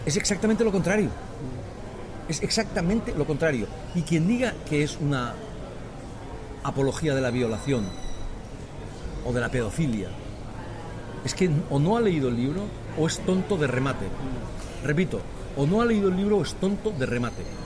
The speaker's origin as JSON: {"language": "Spanish", "country": "Spain", "also_born_or_lived": "Catalonia", "said": "los españoles también pensamos"}